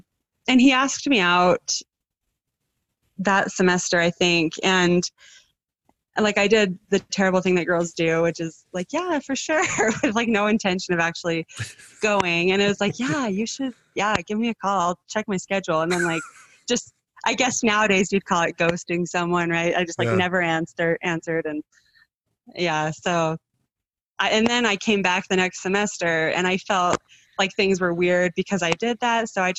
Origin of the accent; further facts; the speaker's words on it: Evanston, United States; And I'm from Evanston and I grew up in a family with 7 kids.